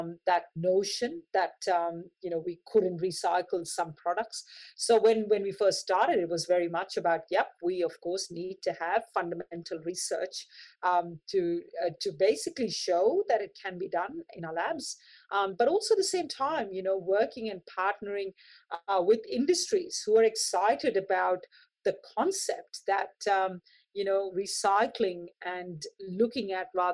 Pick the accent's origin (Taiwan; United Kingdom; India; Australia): India; Mumbai, Maharashtra; moved away; I lived the early part of my life, was born in Mumbai